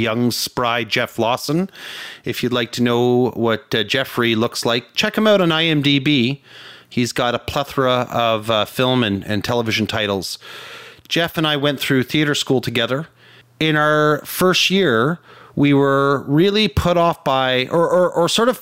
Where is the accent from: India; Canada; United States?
Canada; as a Canadian